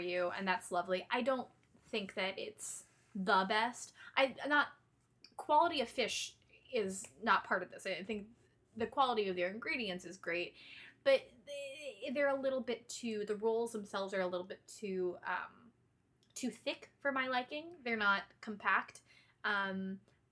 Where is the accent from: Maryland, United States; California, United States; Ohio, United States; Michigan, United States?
Ohio, United States; Cleveland; where Rod and I grew up in Cleveland, there's this place called the West Side Market